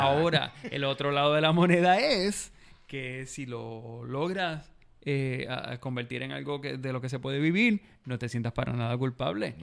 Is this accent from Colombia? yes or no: no; Bayamón, Puerto Rico; Yo soy de Bayamón y yo crecí en los 80.